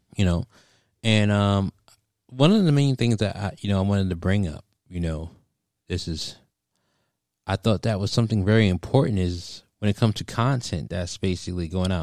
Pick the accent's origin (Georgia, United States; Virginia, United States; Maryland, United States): Virginia, United States; Stafford; I'm from Stafford